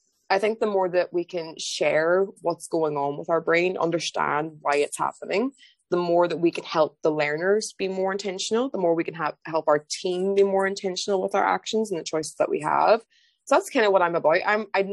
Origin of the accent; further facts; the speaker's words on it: Ireland; moved away as an adult; also born or lived in London, United Kingdom; now in England, United Kingdom; I'm from Ireland originally, but I moved to England